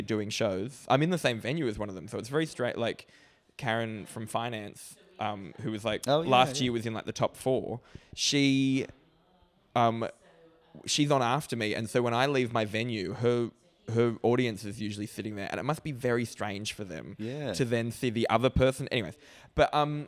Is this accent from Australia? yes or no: yes; Australia; as an Australian